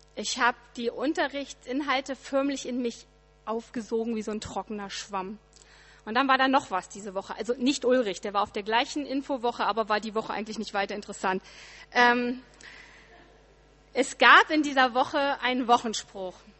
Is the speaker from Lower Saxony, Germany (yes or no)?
yes; Ritterhude, Lower Saxony, Germany; moved away; meinem Heimat-E C in Ritterhude